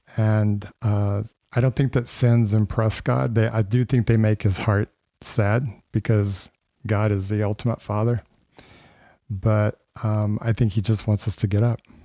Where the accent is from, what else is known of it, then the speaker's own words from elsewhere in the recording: Texas, United States; I'm from Texas.